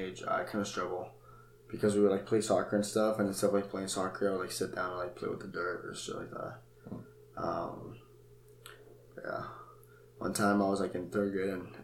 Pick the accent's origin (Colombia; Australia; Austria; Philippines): Colombia; moved away; born in Colombia in 2001, so I lived with my family there for a while